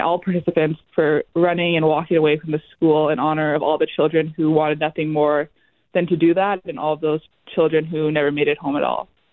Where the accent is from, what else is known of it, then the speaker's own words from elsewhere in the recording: Vassar/Wampum, Manitoba, Canada; also born or lived in Minnesota; So I grew up in Wampum, Manitoba, which is a really small community right along the Minnesota Manitoba border